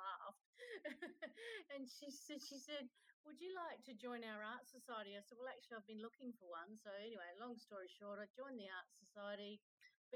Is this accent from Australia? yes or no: yes; Adelaide, South Australia, Australia; I'm down from Australia.